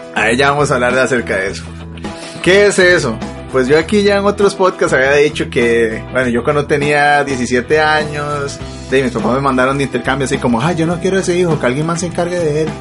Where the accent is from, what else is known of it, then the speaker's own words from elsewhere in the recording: Costa Rica; Soy de Costa Rica, mae